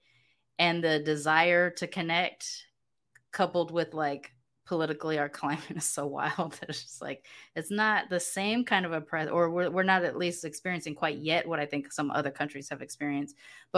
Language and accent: English; United States; moved away as an adult; now in Mexico; I'm from the United States.